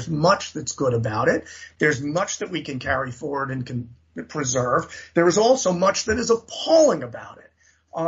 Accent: New York City, New York, United States; I grew up in New York City. I mean, my neighborhood in the Bronx when I was born was 99% white

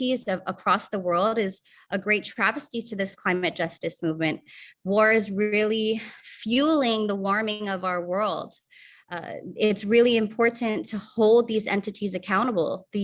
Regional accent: Guam; I come from Guam, and a third of our island is used for military use

